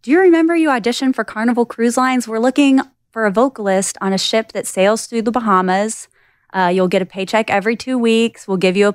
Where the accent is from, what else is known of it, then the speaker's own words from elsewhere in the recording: Southeast Missouri, United States; moved away as an adult; also born or lived in Nashville, Tennessee; now in Northwest Florida, United States; I grew up in Southeast Missouri